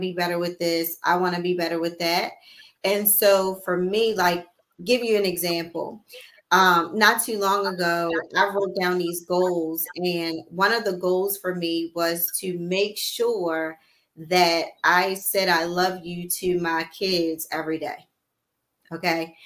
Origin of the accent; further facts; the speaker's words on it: Baltimore, Maryland, United States; I was raised in Baltimore City